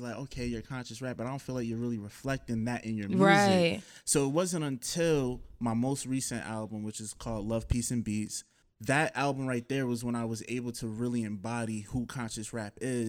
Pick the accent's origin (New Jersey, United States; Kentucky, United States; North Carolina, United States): New Jersey, United States; Elizabeth; also born or lived in Roselle, New Jersey; I was like born and raised in Elizabeth, New Jersey.